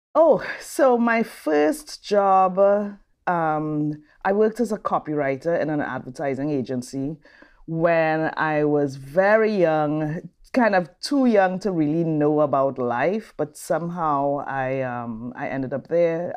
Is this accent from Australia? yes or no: no; Trinidad & Tobago; moved away as an adult; also born or lived in Brazil / New Orleans, United States; now in Raleigh, United States; I'm from Trinidad and Tobago.